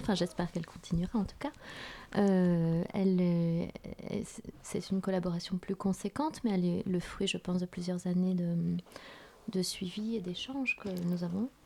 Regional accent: Vietnam; moved away; dans mon pays d'origine

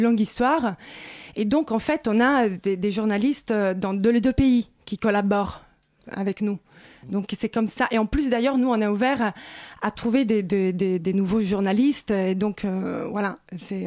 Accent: Rome, Lazio, Italy; now in Paris, France; je suis italienne et romaine

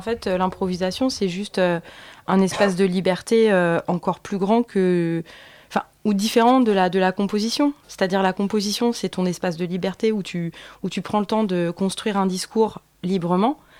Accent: Paris, Île-de-France, France; je suis née à Paris dans le 14e

